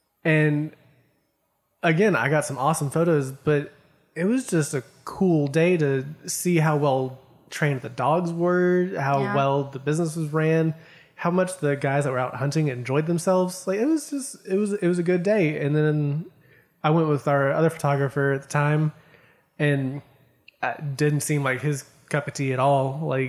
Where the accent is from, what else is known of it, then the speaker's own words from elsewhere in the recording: the South, United States; People don't believe that I'm from the South because I mean, if anyone listens to this that is from the North or not the South, I have an accent, but it's not much. And some people don't believe me when I say that I was born and raised here.